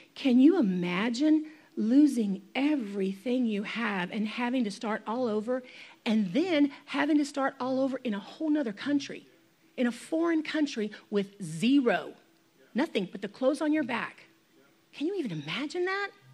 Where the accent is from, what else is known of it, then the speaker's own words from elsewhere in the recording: United States; I'm an American or I live in this free nation